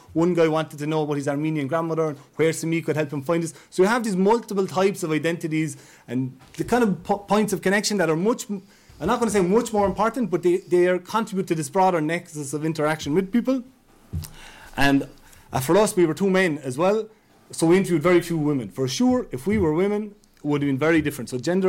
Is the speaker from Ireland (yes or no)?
yes; Ireland; But as an Irish person, I had a huge advantage.